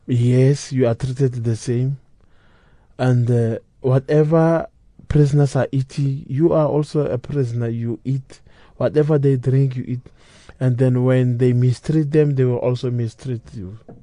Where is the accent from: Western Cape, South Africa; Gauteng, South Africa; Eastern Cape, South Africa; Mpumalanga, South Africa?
Gauteng, South Africa; Pretoria; I was born in Pretoria, raised in Pretoria